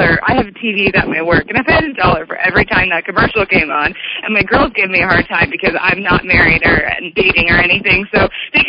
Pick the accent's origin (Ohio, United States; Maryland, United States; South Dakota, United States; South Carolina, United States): South Dakota, United States; Sioux Falls; now in Omaha, United States; I'm from Sioux Falls, but my family has a ranch kind of by, like, it's in Grand Valley, South Dakota.